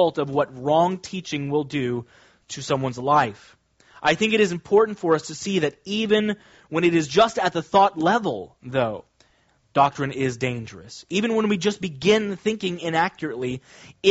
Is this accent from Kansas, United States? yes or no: yes; Kansas, United States; now in Long Island, United States; When I was growing up, I grew up in Kansas, very different than Long Island.